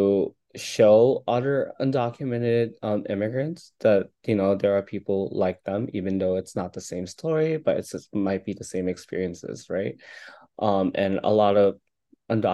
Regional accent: Seattle, Washington, United States; also born or lived in Philippines; I am from Seattle, Washington.

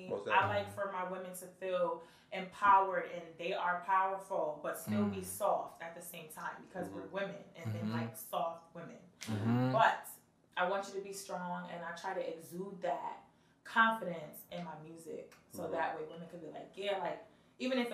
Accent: Bridgeport, Connecticut, United States; I'm really from Bridgeport

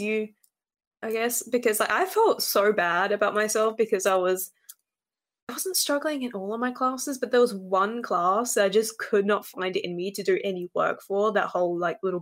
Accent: Western Australia, Australia; I'm from West Australia

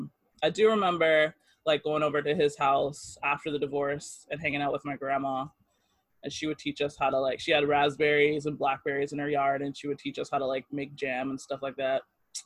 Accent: Oakland, California, United States; moved away; also born or lived in Japan; I was born in Oakland, California.

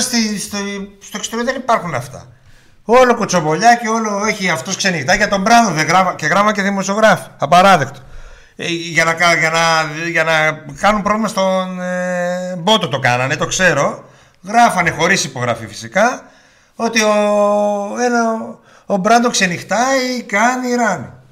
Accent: Germany; now in Greece; Εγώ, εγώ που μεγάλωσα στη Γερμανία

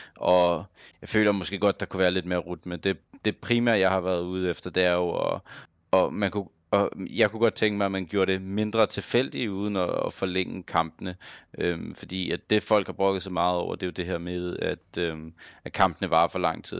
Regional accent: Copenhagen, Capital Region of Denmark, Denmark; jeg er fra København

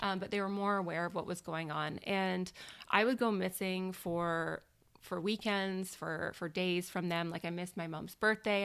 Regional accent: Victoria, British Columbia, Canada; born and raised in Victoria. I've never lived anywhere else

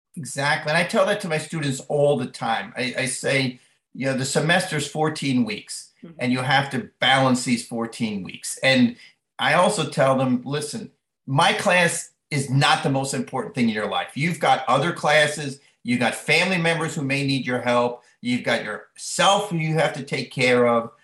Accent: Long Island, New York, United States; moved away as an adult; growing up on Long Island in the 60s, 70s in a family of 10 kids

